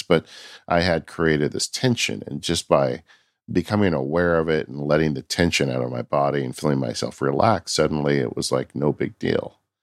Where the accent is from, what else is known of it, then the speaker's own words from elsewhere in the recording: California, United States; I'm from California